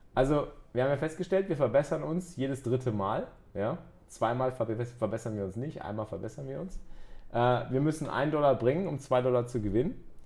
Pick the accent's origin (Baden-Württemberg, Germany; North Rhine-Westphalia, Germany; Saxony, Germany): North Rhine-Westphalia, Germany; Cologne; als, Kölsche, als Kölsche Jungs